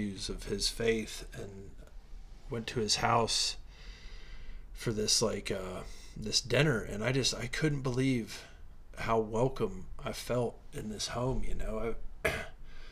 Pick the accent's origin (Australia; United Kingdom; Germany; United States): United States; Midwest; I grew up in the Midwest